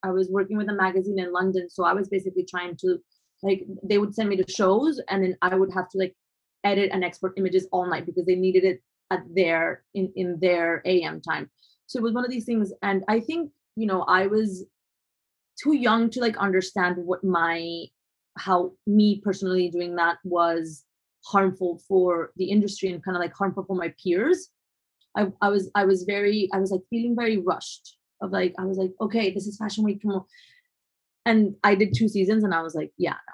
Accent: Colombia; moved away as an adult; also born or lived in New York; growing up in Colombia

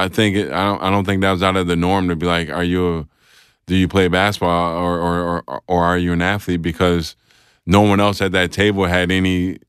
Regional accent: Rochester, New York, United States; Rochester, New York, upstate New York.

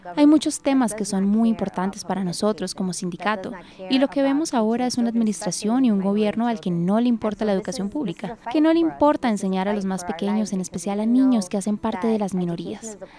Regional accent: Miami, Florida, United States; vivo en Miami, Florida. Soy primera generación nacida en Estados Unidos. Mis padres llegaron a Estados Unidos de Honduras

